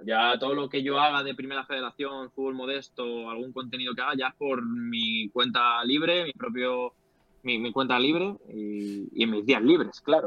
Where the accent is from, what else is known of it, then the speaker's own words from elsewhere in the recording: Leganés, Community of Madrid, Spain; Yo vivo en Leganés, he sido de Leganés, nací en, bueno, nací en Madrid, pero mis padres siempre han vivido en Leganés eh, y yo sigo aquí viviendo.